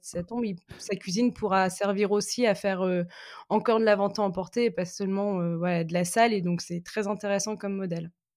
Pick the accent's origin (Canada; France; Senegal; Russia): France; Lille, Hauts-de-France; je suis lilloise